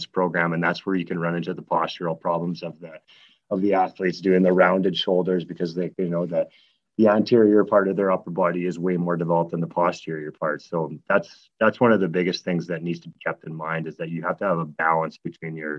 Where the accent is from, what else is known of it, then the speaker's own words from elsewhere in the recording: Snow Lake, Manitoba, Canada; growing up in a really small town called Snow Lake, Manitoba